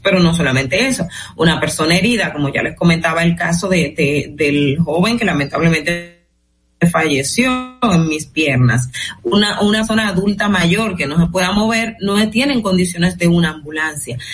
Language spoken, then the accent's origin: Spanish; Dominican Republic